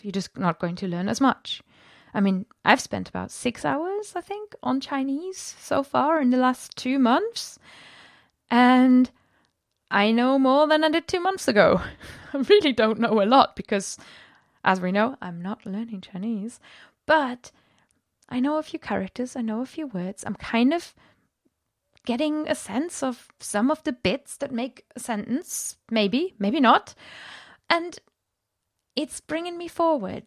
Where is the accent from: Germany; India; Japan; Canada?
Germany; moved away; I'm from Germany, I speak Welsh